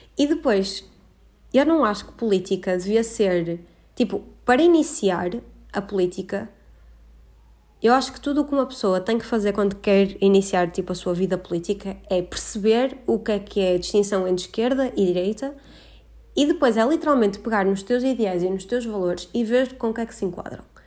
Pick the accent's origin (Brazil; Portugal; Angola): Portugal; Porto, Norte; moved away as an adult; now in Coimbra, Portugal; A minha quarentena foi no Porto e eu não imaginava que ia passar dois meses no Porto, ahm, que é de onde eu sou originalmente